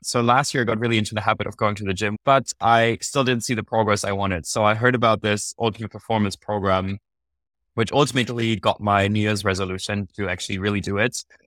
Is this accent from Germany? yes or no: yes; Munich, Bavaria, Germany; first language German; English is a second language; moved away as an adult; also born or lived in London; I moved also from Munich to London to study management for three years